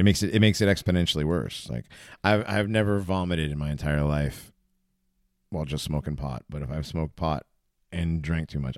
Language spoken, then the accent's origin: English; West Hartford, Connecticut, United States; growing up in West Hartford